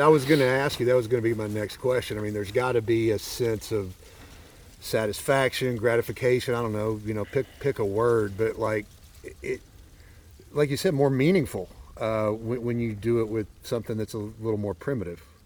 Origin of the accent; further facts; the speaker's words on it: Arkansas, United States; I'm from Arkansas